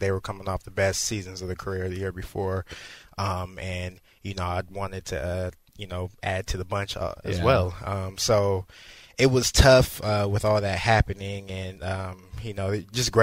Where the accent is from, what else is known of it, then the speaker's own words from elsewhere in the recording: Northern California, United States; I'm from Northern California.